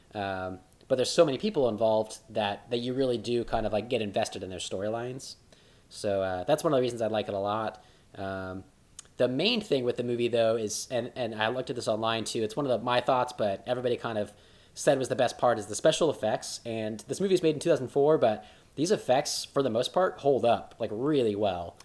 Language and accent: English; Oklahoma, United States; growing up in Oklahoma, like we both did